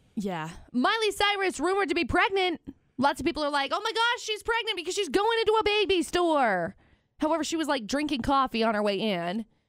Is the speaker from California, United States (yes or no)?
no; Logan, Utah, United States; also born or lived in Tremonton, Utah; I grew up in Tremont and I grew up in, like, Logan